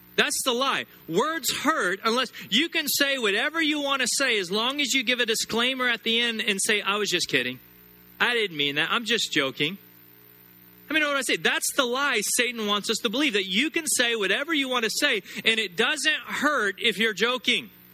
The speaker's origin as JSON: {"language": "English", "country": "United States", "said": "I'm an American and I'm proud to be American"}